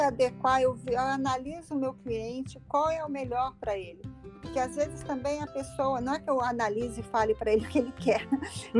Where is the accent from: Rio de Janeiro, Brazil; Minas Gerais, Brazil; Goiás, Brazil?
Rio de Janeiro, Brazil; accent: Brazilian; moved away as an adult; also born or lived in Los Angeles, United States / Brasília, Brazil; now in Florida, United States; eu sou do Rio, do Rio de Janeiro, e na década de 90 eu fui para Califórnia, fui para Los Angeles